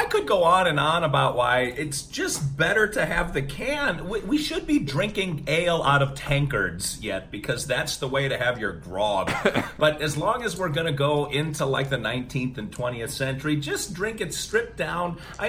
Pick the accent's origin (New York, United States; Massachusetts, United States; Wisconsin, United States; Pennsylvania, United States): Wisconsin, United States; I'm from Wisconsin